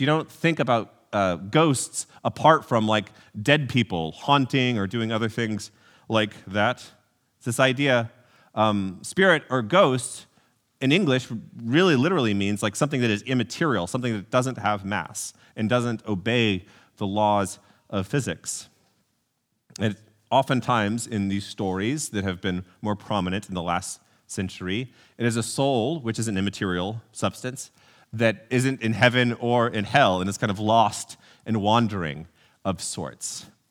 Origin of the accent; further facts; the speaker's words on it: College Station, Texas, United States; I grew up in College Station, Texas